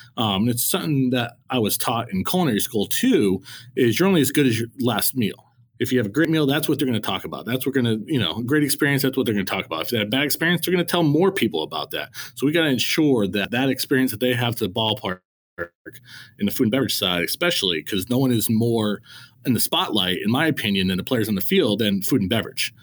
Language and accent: English; Connecticut, United States; growing up in Connecticut, I went to Yankee Stadium a lot, a lot as a kid